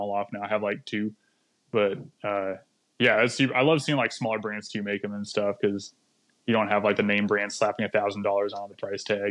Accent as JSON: {"language": "English", "area": "East Valley", "region": "Arizona", "country": "United States", "tie": "born or raised there", "moved": "yes", "lives_now": "California, United States", "said": "I grew up in Arizona, East Valley, about 30 minutes east of Phoenix"}